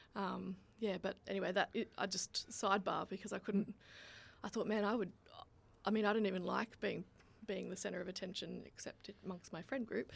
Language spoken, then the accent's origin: English; Australia; I'm Australian.